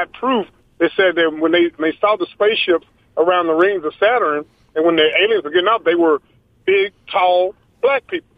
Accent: United States; I was born here in America out of generations, that's my home

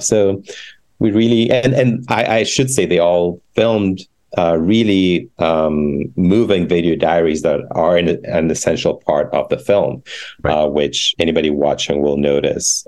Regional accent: Ghana; moved away; the queer community in Ghana, my home country

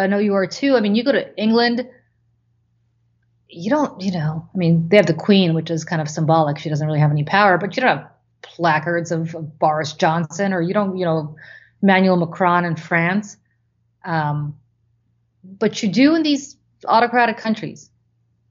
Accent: Moscow, Russia; moved away; growing up in Moscow

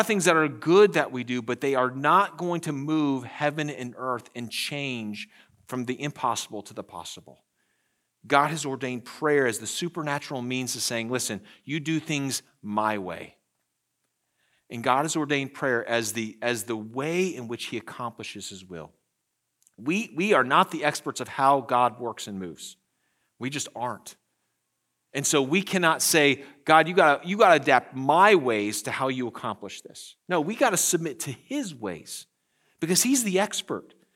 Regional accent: United States; we, as the American church

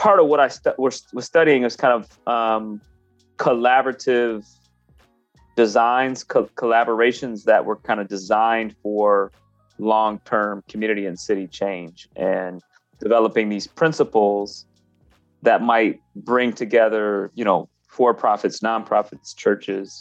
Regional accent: Grand Rapids, Michigan, United States; born and raised in Grand Rapids in the early 80s

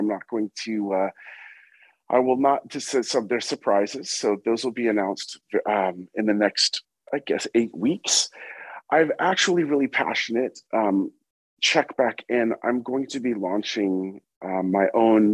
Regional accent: California, United States; moved away; also born or lived in New York; I was born in California. I've lived in New York half my life and half my life in California

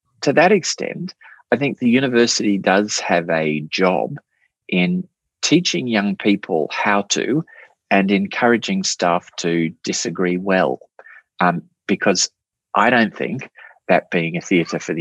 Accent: Australia; Australians, we're a funny people, Australia.

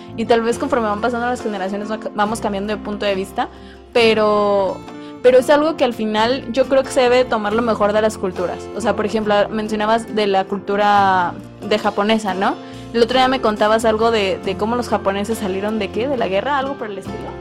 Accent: Mexico; Yo soy mexicano y que mexicanos nos sentimos mexicanos aquí en China

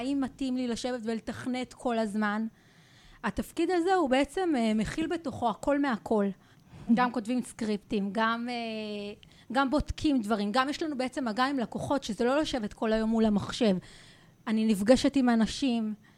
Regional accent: Rehovot, Central District, Israel; moved away as an adult; now in Jerusalem, Israel; גדלתי והתחנכתי ברחובות

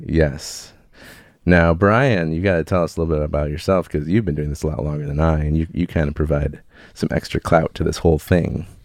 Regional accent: Chicago, Illinois, United States; now in San Diego, United States; I grew up in Chicago area

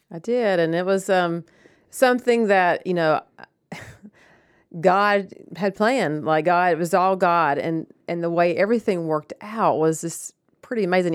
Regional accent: Rome, Georgia, United States; I grew up in Rome

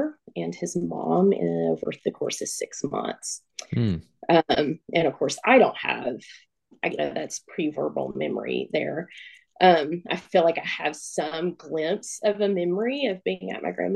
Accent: Northeast Tennessee, United States; I was born and raised here in Northeast Tennessee.

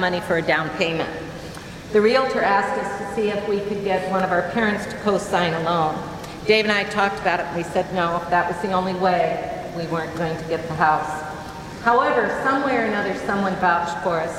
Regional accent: Cascade, Iowa, United States; Growing up in Cascade

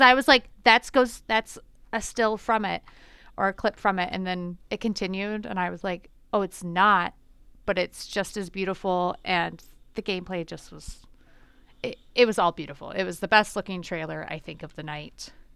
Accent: Michigan, United States; moved away; I grew up in Michigan

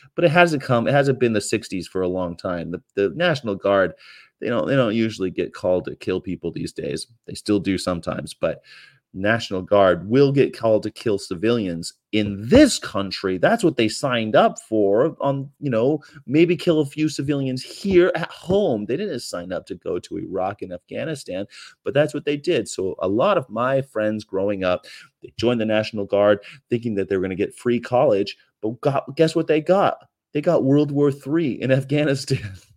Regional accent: California, United States; as a Californian

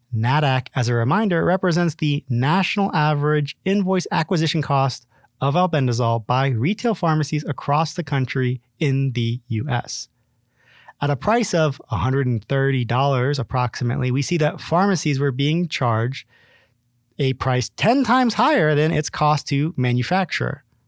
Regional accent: Ohio, United States; my home state of Ohio

